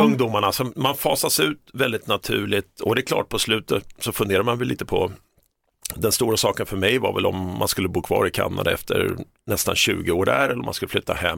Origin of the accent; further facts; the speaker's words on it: Stockholm, Stockholm County, Sweden; moved away as an adult; also born or lived in Toronto, Canada; Stockholm där jag är uppvuxen